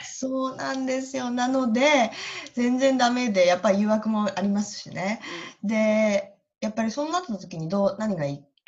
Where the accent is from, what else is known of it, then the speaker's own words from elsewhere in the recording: Iwate, Japan; moved away as an adult; also born or lived in Tokyo, Japan / Canada; now in Brisbane area, Australia; 私はですね、岩手県出身で